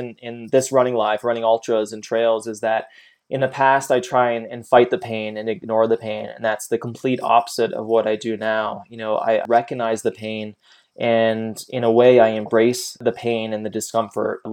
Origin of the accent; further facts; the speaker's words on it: Canada; moved away as an adult; now in United States; I'm Canadian and I was on a working visa